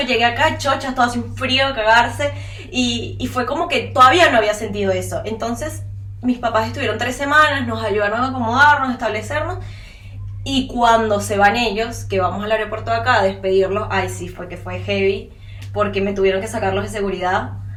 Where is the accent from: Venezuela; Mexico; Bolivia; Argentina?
Venezuela; now in Uruguay; nosotras como venezolanas